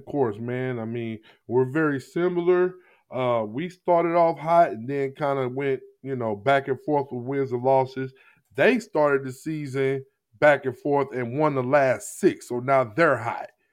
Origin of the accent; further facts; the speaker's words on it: Jennings, Missouri, United States; I grew up in Jennings, Missouri